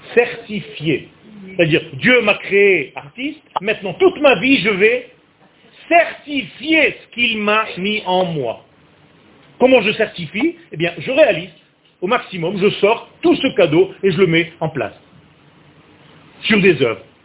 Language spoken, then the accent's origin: French; Beersheba, Southern District, Israel; je suis né à Bercheva